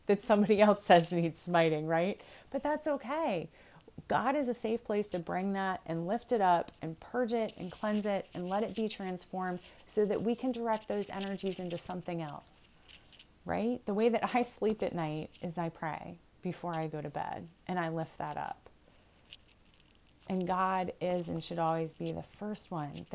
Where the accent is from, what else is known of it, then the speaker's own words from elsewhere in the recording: United States; I'm an American, so I know my American culture